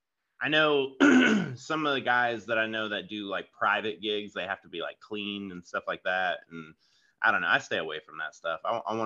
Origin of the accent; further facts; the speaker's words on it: Florida, United States; also born or lived in California / Washington / New York / Georgia; I'm originally from Florida, but I've moved around all over. So I've lived in like California and Washington State, New York, Georgia, South Carolina.